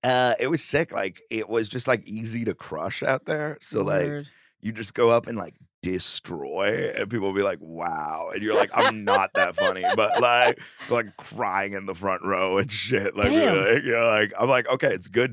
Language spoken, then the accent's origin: English; Brookline, Massachusetts, United States; also born or lived in India; now in New York, United States; I grew up in Brookline, Massachusetts.